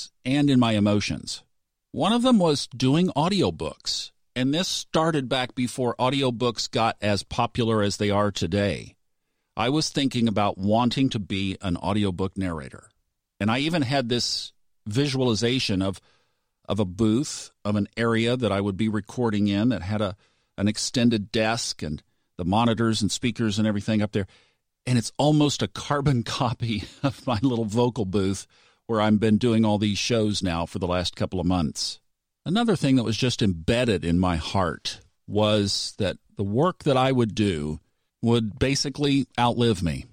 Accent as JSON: {"language": "English", "town": "Tulsa", "region": "Oklahoma", "country": "United States", "said": "Tulsa, Oklahoma"}